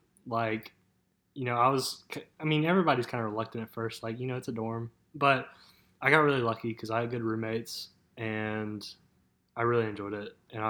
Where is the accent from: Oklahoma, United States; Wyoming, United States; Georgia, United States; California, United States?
Georgia, United States; Peachtree City; I'm 19, born and raised in Georgia.